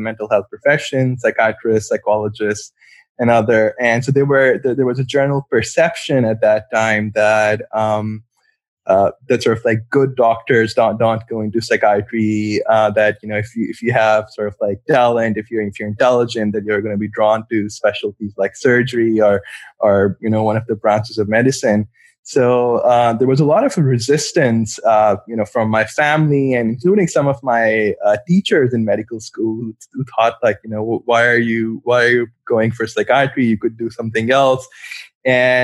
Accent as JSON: {"language": "English", "country": "Pakistan", "tie": "born or raised there", "moved": "as an adult", "lives_now": "Cleveland, United States", "said": "I'm from Pakistan. That's where I was born and grew up and did my medical school as well"}